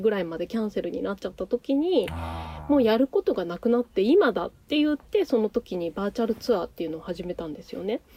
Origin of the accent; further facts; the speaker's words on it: Nagano, Japan; also born or lived in Tokyo; now in Akita, Japan; 長野の出身なんですよ。